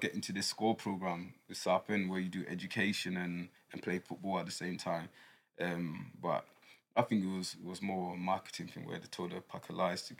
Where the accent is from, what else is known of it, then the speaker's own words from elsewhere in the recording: Ghana; now in United Kingdom; growing up in Ghana, I was born in Ghana